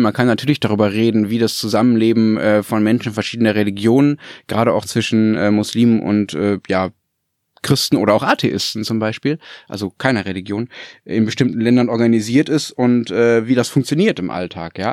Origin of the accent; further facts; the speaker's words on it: Germany; Ich als Flachlanddeutsche